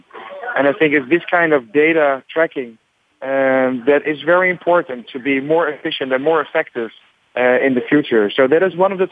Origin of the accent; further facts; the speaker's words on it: Netherlands; I'm from the Netherlands